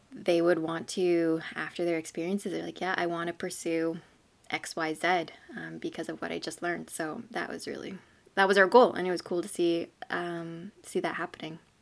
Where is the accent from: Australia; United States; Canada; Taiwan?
Canada; southern Manitoba; I grew up in a small southern Manitoba hamlet, I guess. It's called New Birth Hall